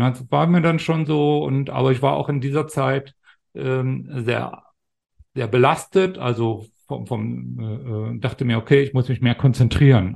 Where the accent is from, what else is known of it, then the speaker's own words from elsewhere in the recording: GDR, Brandenburg, Germany; ich bin ja ein Kind der DDR sozusagen, bin 72 in der, in der DDR in Brandenburg geboren